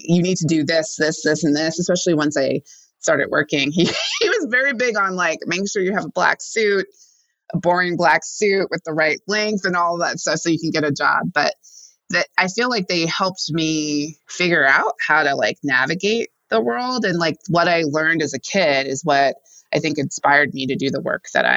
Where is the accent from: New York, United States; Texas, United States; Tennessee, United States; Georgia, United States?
Texas, United States; Houston; I grew up in Houston in predominantly white communities